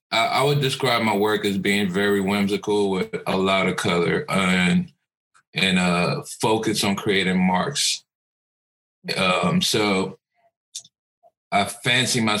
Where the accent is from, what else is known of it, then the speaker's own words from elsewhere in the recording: Cameroon; born there; I was born in Cameroon, West Africa, so like growing up I always had African masks in the house